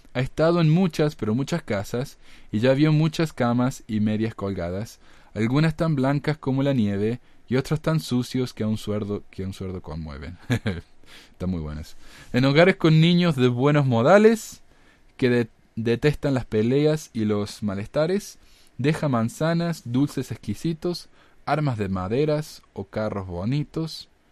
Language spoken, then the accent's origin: Spanish; Córdoba, Argentina; ahí en mi ciudad natal de Córdoba